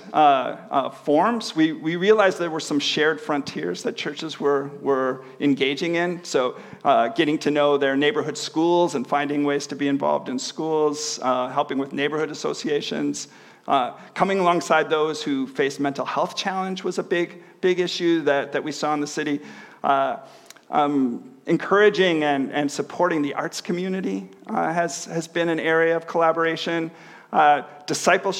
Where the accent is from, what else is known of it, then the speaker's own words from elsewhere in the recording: Chicago, Illinois, United States; moved away as an adult; also born or lived in Manila, Philippines; now in Hamilton, Canada; I'm originally from the Chicago area